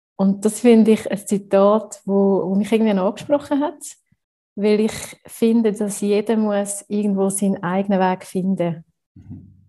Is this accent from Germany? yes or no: no; Switzerland; wenn man so als Schweizer oft den Perfektionsanspruch hat